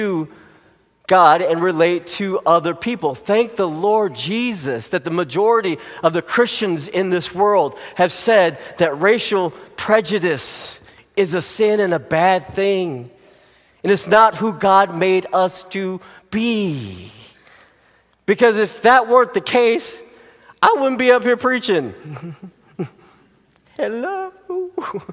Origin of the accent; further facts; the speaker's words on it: United States; you and I as Americans